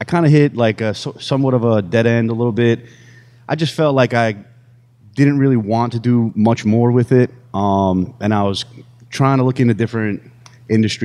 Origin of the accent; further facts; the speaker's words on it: New Rochelle, New York, United States; moved away as an adult; I grew up in New Rochelle, New York. It's right outside of the city.